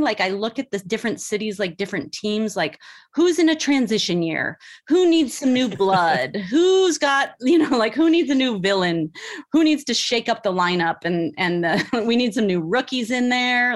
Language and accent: English; the Bay Area, California, United States; moved away; I'm from the Bay Area